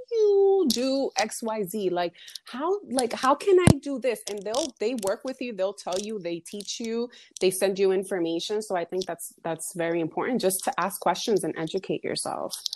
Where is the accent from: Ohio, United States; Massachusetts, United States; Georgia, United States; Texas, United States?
Massachusetts, United States; also born or lived in Dominican Republic; I'm from the Dominican Republic. I was born there, but I was raised in Massachusetts.